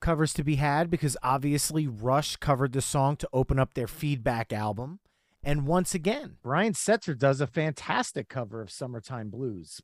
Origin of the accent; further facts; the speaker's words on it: New Jersey, United States; We're from New Jersey. Boardwalks are in our blood, the Jersey Shore